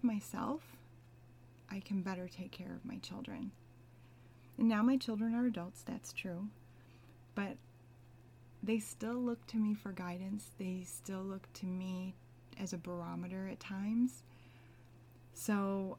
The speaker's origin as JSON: {"language": "English", "country": "United States", "said": "I'm Asian American"}